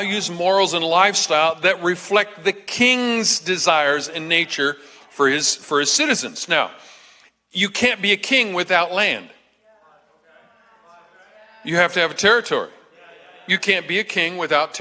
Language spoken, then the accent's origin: English; United States